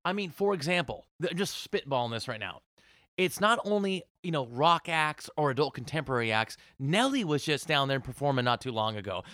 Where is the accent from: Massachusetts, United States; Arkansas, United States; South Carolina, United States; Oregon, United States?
Oregon, United States; Portland; now in Las Vegas, United States; I grew up in Portland, Oregon